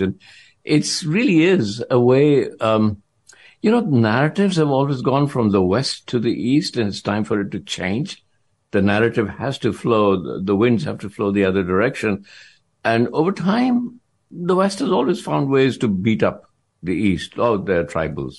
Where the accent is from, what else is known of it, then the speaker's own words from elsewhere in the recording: India; I'm Indian